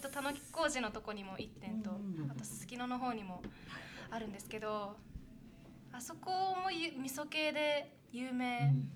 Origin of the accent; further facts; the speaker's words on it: Otaru, Hokkaido, Japan; 私は小樽出身なので